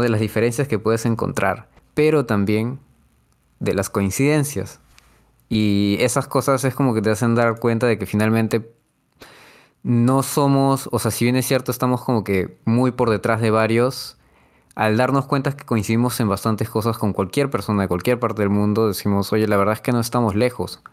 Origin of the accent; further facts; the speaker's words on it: Peru; los peruanos de por sí tenemos algo místico